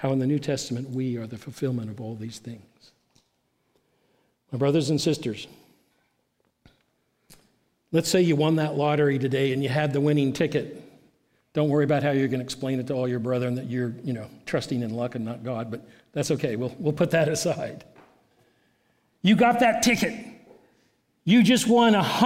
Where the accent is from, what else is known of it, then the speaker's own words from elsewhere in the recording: South Carolina, United States; I'm come from South Carolina